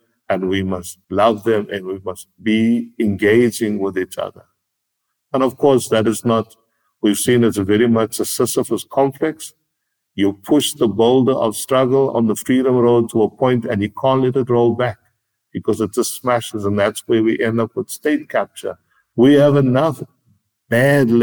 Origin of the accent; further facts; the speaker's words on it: Cape Town, Western Cape, South Africa; I grew up on the Cape Flats